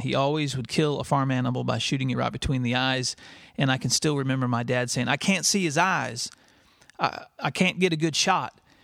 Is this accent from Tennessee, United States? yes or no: yes; West Tennessee, United States; I grew up in West Tennessee, and my parents raised six children there on a small farm